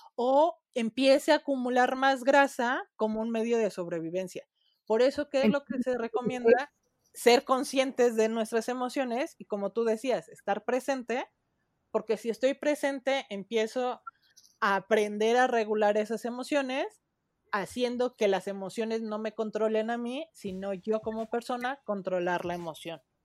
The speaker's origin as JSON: {"language": "Spanish", "country": "Mexico", "said": "Nosotros en México, como población latina"}